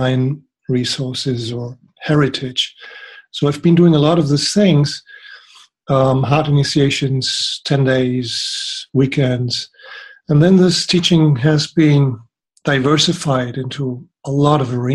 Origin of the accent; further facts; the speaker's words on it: Germany; I grew up in Germany and studied there